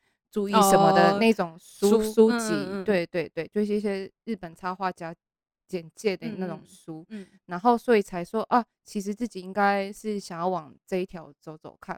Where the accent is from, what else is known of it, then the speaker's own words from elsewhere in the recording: Taiwan; also born or lived in Japan; 只有待到三岁，就是有念幼稚园，然后就三岁之后就回来台湾，